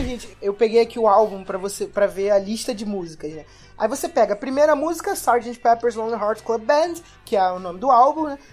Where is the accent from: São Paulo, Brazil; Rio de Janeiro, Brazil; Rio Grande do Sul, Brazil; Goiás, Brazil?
Rio de Janeiro, Brazil; como carioca que vai no, no frequento carnaval